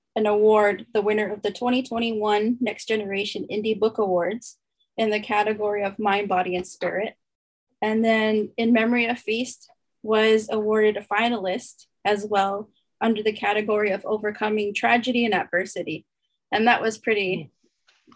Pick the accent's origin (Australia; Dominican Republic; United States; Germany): United States; Santo Domingo Pueblo, New Mexico; moved away as an adult; now in Canada; I'm come from the Pueblo of Santo Domingo, New Mexico, USA